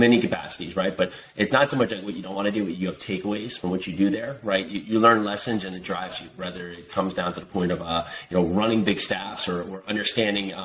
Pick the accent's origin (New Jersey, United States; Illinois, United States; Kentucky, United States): New Jersey, United States; Westfield; born or raised there